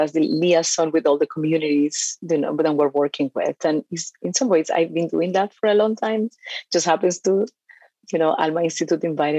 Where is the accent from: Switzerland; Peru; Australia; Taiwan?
Peru; moved away as an adult; now in United States; I was born in Peru. And I've been here since I was 18 years old.